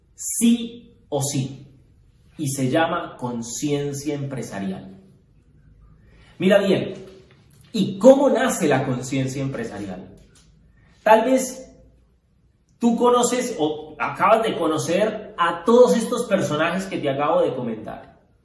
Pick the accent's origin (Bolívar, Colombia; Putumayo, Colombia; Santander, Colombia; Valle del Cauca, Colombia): Valle del Cauca, Colombia; Cali; Nosotros somos de Cali, empezamos en Cali